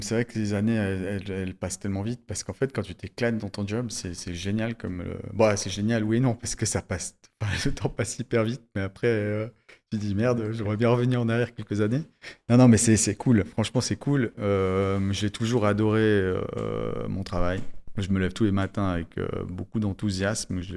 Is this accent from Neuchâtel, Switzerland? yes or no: no; Valais, Switzerland; en tant que bon valaisan